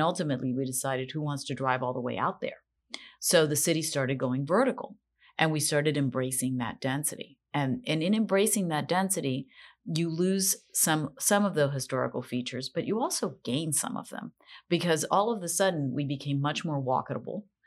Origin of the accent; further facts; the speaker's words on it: Miami, Florida, United States; when I was growing up in Miami